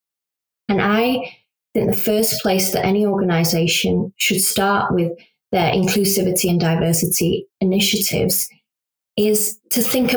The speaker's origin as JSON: {"language": "English", "country": "United Kingdom", "said": "I'm a British Pakistani Muslim"}